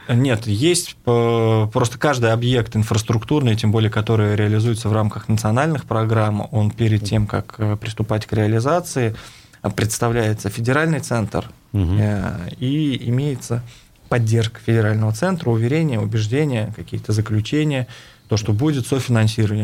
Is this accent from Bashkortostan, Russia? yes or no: no; Saratov, Saratov Oblast, Russia; moved away as an adult; now in Ufa, Russia; я являюсь уроженцем города Саратова